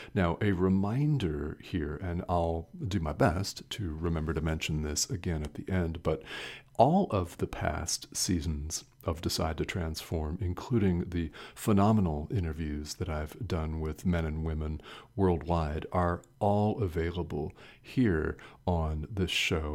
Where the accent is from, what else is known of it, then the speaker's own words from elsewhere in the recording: United States; I'm a man that was born and raised in the United States.